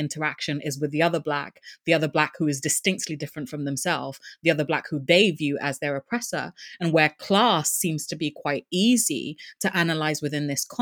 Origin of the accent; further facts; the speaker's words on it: Upper East, Ghana; born and raised in Ghana and who comes from a particular ethnic group